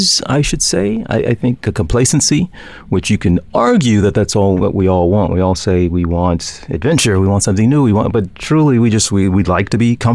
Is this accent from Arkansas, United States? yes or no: yes; Arkansas, United States; moved away as an adult; I had an opportunity to go back to Little Rock, to my home state, at least Arkansas